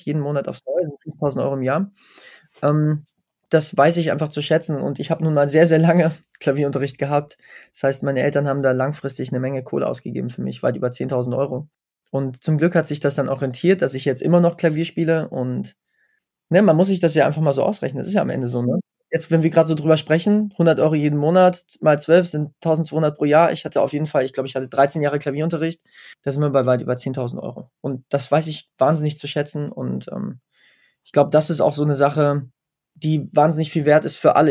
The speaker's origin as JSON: {"language": "German", "town": "Wetzlar", "region": "Hesse", "country": "Germany", "tie": "born or raised there", "said": "in meiner Heimatstadt Wetzlar"}